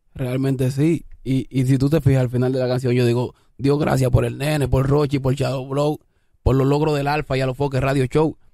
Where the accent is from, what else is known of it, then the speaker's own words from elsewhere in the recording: Consuelo, San Pedro de Macorís, Dominican Republic; also born or lived in Isabelita, Santo Domingo Este; now in Santo Domingo Este, Dominican Republic; Yo vengo de Guachupita, Consuelo, San Pedro de Macorís, lo más profundo para allá atrás. Ah, de, Rozando con Ato Mayor. Después me, me, vine a mudar aquí para la Isabelita